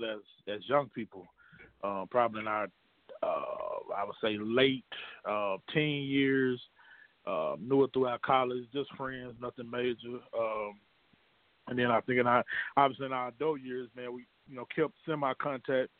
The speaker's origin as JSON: {"language": "English", "town": "Little Rock", "region": "Arkansas", "country": "United States", "tie": "born or raised there", "also_born_or_lived": "New Jersey", "said": "lived my entire life, man, in Arkansas, deep South country Arkansas"}